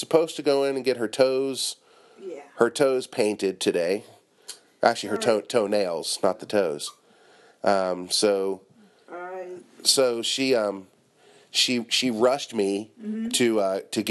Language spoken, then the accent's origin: English; Cincinnati, Ohio, United States; also born or lived in Northern Kentucky; now in Japan; I'm from Cincinnati, Northern Kentucky, and before I came to Japan